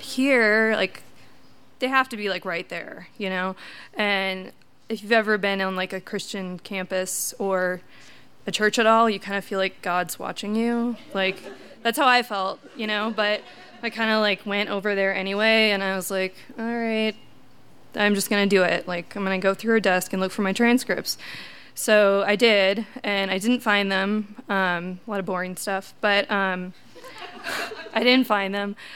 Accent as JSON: {"language": "English", "region": "Wisconsin", "country": "United States", "moved": "as an adult", "said": "I'm from Wisconsin, uh, typical Midwest family"}